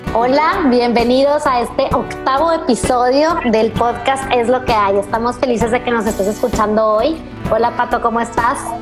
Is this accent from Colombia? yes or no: no; Mexico; los mexicanos